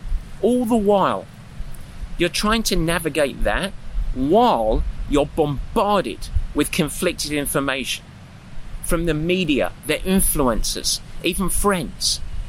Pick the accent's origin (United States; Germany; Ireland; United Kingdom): United Kingdom; England; yogurts or yogurts, thank you very much, I'm English